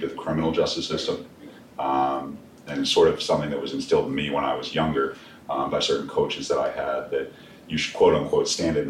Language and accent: English; Glen Burnie, Maryland, United States; I'm a local guy. You know, I'm from around the area. I'm from Glen Burnie. I still live in the Glen Burnie area.